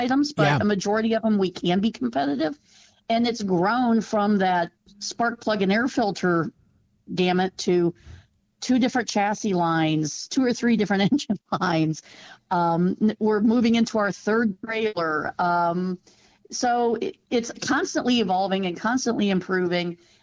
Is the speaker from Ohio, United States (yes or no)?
yes; Ohio, United States; also born or lived in central Mississippi; now in Mississippi, United States; I moved here from Ohio, where I grew up racing